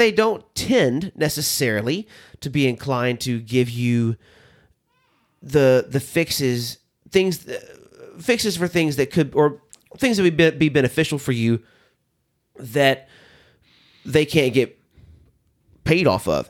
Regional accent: the South, United States; now in Nashville, United States; I grew up in the South.

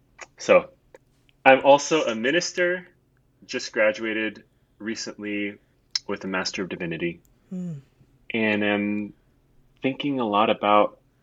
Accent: Singapore; also born or lived in Hong Kong / Taiwan; what it means to be me is that I grew up in Singapore, Hong Kong, and Taiwan, kind of on these island, city, state nations

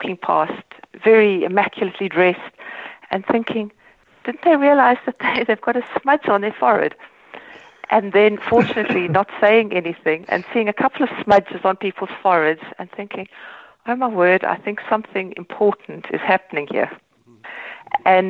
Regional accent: South Africa; born or raised there; moved away as an adult; now in Ireland

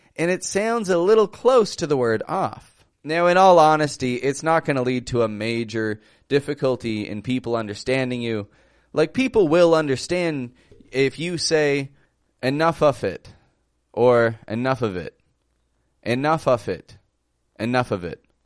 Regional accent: Toronto, Ontario, Canada; I'm from Toronto, Canada

